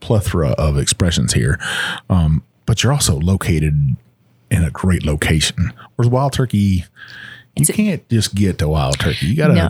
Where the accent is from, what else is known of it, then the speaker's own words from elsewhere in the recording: Texas, United States; I'm from Texas